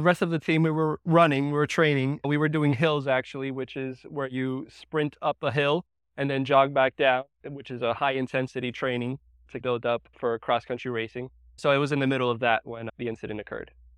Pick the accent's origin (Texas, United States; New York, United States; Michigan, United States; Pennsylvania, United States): New York, United States; I was, uh, born and raised in New York